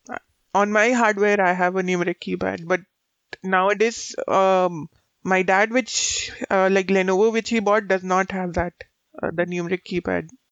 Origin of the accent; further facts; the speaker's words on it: India; As an Indian